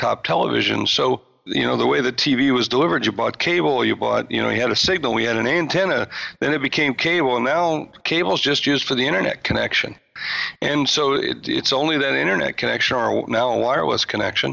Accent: Sioux Falls, South Dakota, United States; moved away; I come from Sioux Falls, South Dakota.

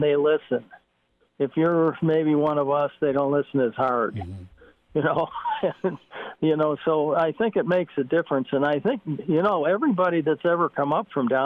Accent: Chicago, Illinois, United States; I grew up in Chicago

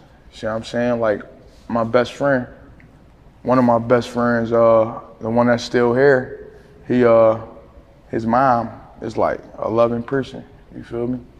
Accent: Philadelphia, Pennsylvania, United States; I'm from West Philly, down the bottom, closer to the zoo, closer to the Philadelphia Zoo

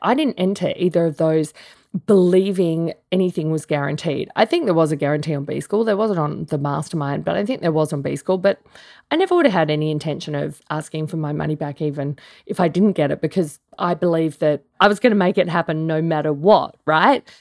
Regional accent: Australia; I'm Australian

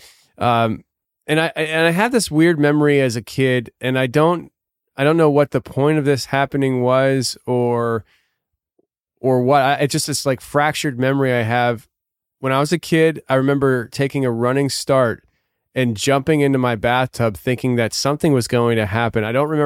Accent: United States; I was born in America

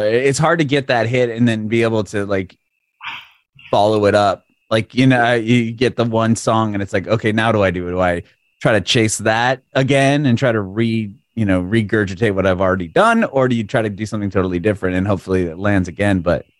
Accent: San Diego, California, United States; I mean, I'm from San Diego, so I've been to LA a million times.

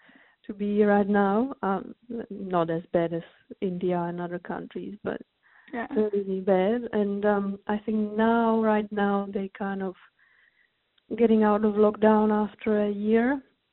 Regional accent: Moravia, Czechia; English is a second language; I am from the Moravia region, which is kind of a countryside of the Czech Republic.

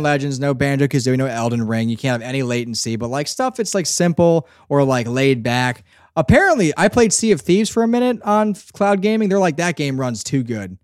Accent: Northeast, United States; I'm from the Northeast too

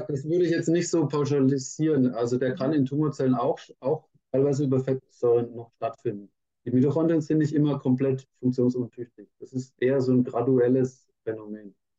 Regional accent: Franconia, Bavaria, Germany; Ich bin ja unter Franke, ähm, Würzburg war schon mal nah an meiner Heimat

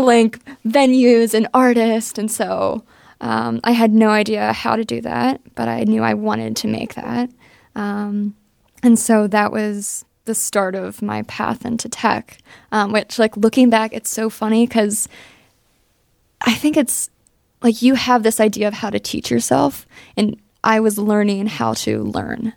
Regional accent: Johnstown, Pennsylvania, United States; I'm from Johnstown, Pennsylvania.

